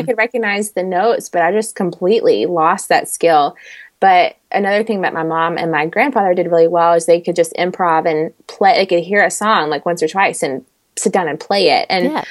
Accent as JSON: {"language": "English", "region": "Middle Tennessee", "country": "United States", "tie": "born or raised there", "also_born_or_lived": "Washington, D.C. area", "moved": "as an adult", "lives_now": "Kentucky, United States", "said": "I'm from the Middle Tennessee area."}